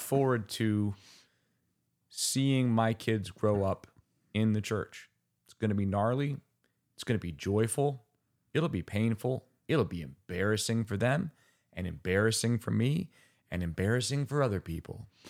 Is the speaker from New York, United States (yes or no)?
yes; Finger Lakes region, New York, United States; also born or lived in Rochester, New York; now in Bloomington, United States; I'm from the Finger Lakes region